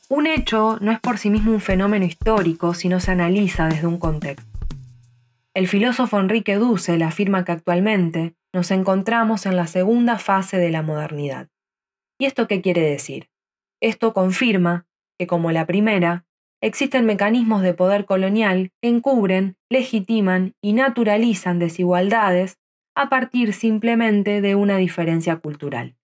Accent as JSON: {"language": "Spanish", "country": "Argentina", "tie": "born or raised there", "said": "nací en Argentina donde vivo actualmente"}